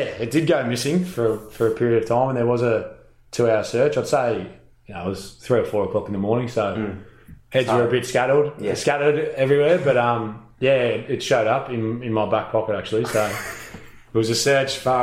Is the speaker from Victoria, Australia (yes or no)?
yes; Melbourne, Victoria, Australia; I grew up in Melbourne, going to the MCG a lot of the time for grand finals.